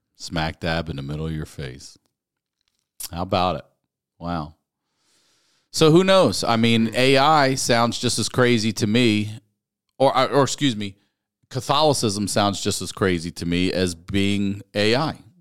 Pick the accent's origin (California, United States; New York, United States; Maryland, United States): Maryland, United States; Baltimore; my hometown, my home